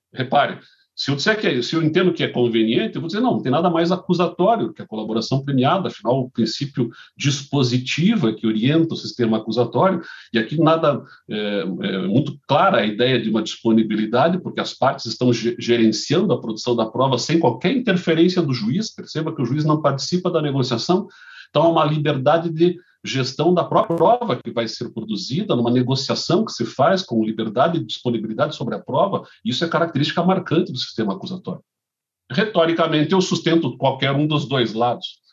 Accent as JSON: {"language": "Portuguese", "town": "Curitiba", "region": "Paraná", "country": "Brazil", "tie": "born or raised there", "said": "eu nascido e criado em Curitiba"}